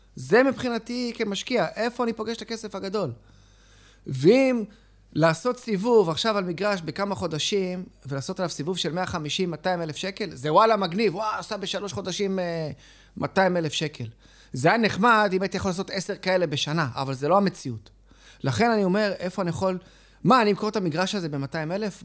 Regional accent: Israel; אני נולדתי בארץ, ההורים שלי עלו עולים

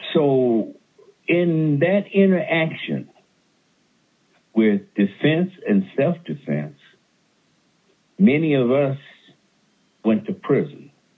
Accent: the South, United States; now in California, United States; I'm from the South

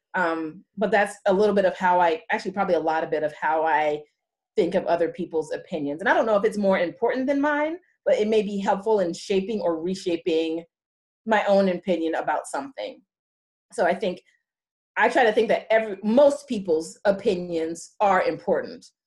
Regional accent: California, United States; I'm from California.

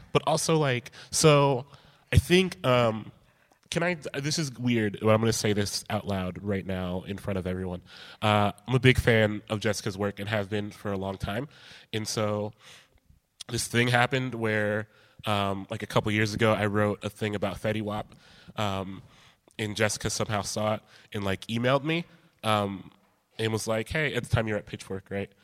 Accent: Columbus, Ohio, United States; I grew up in Columbus, close proximity to Chicago

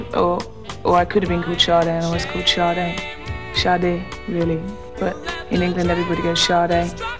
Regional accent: Ibadan, Oyo, Nigeria; born there

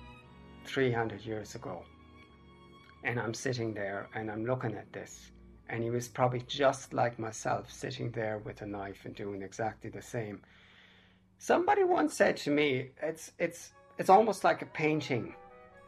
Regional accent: Germany; born or raised there; also born or lived in England; now in Ireland

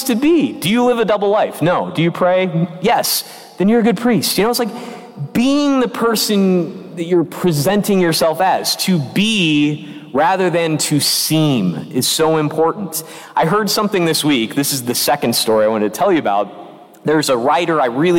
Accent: Illinois, United States; now in North Carolina, United States; my home state in which I grew up, Illinois

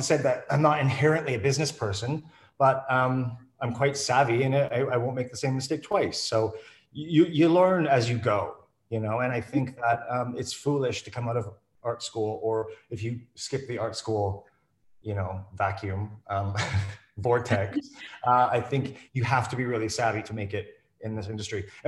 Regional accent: Canada; moved away as an adult; now in London, United Kingdom; I'm a Canadian artist. I'm actually now British as well, which I still find funny when I say out loud, but after 14 years, they let me in finally.

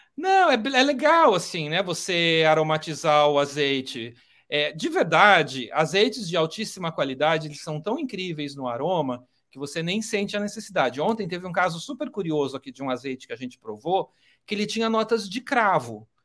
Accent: Brazil; como brasileiro

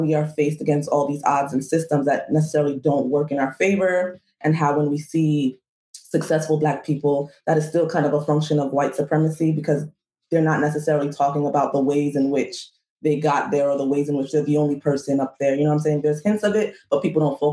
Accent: New York City, New York, United States; I was born in the Bronx

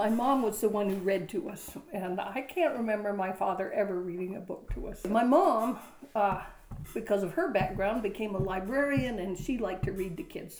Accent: United States; When I was a kid, we grew up on Scott Island.

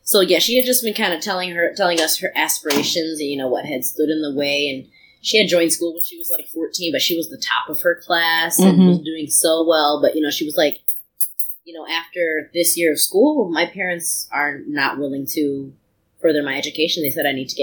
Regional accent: United States; I'm American

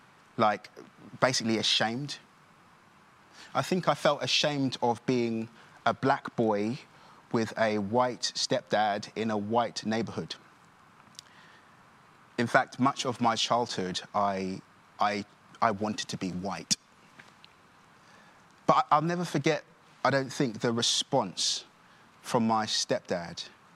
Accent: Nigeria; born there; that I was born in Nigeria, but what I didn't mention is I'm also adopted

